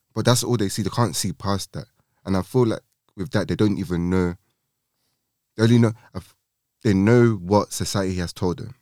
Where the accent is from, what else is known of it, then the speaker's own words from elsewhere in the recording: London, United Kingdom; growing up in London